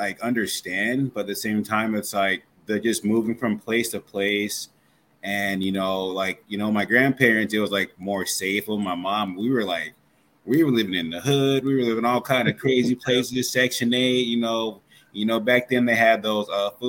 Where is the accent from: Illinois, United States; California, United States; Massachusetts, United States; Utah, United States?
Utah, United States; Salt Lake City; I'm from Salt Lake City, Utah